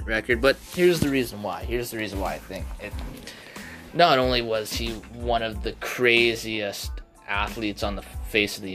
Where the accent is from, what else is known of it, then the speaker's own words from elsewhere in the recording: Canada; I'm a Canadian